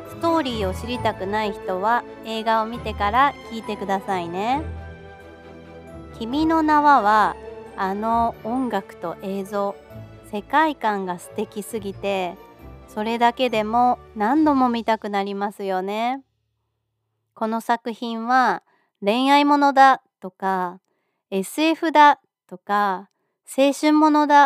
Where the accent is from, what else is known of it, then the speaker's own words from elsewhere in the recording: Japan; 私も田舎の出身なので